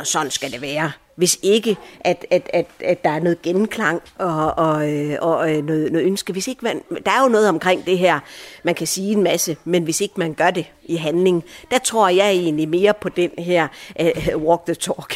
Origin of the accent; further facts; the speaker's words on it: Aarhus, Central Denmark Region, Denmark; also born or lived in Allahabad, India; jeg er som mænd vokset op her i Vigeby, og godt nok ikke på denne her skole har jeg gået, men, men på en naboskole